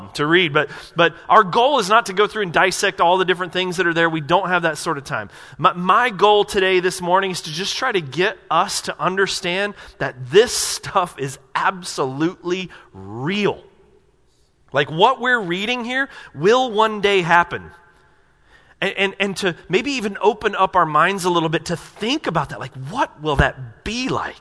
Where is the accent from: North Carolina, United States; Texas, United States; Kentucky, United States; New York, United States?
North Carolina, United States; Asheville; I grew up in Asheville, North Carolina, and my whole family lived within about 20 minutes of where I lived